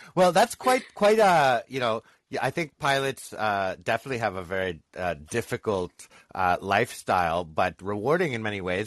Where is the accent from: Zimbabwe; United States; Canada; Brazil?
Canada; as a Canadian